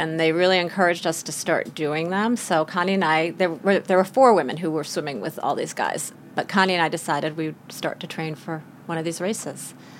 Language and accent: English; Long Island, New York, United States; I grew up on Long Island, not too far from the city